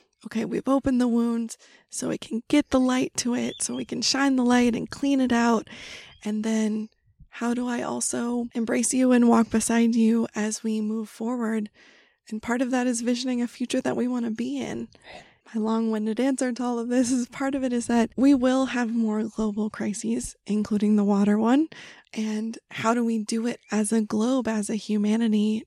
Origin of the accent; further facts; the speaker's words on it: California, United States; moved away; also born or lived in Wyoming / Brooklyn; I grew up in California, but we would spend our summers in Wyoming